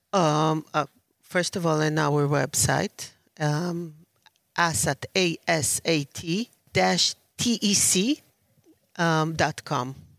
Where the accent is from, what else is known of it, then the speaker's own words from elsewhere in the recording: Tel Aviv, Tel Aviv District, Israel; I'm from Tel Aviv, Israel